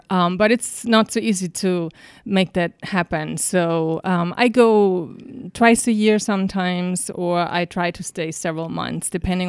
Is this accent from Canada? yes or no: no; Salzburg, Austria; moved away as an adult; also born or lived in Vienna; now in New York, United States; I grew up in Salzburg.